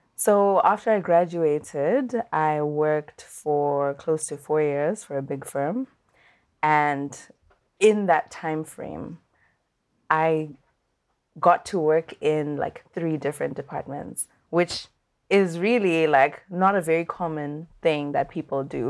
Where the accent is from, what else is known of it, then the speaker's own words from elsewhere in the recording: Zimbabwe; I'm from Zimbabwe